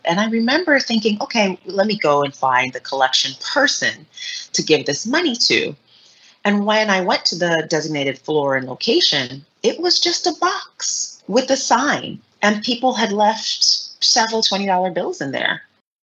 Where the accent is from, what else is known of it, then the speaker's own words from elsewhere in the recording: New York City, New York, United States; as a New Yorker, born and raised New Yorker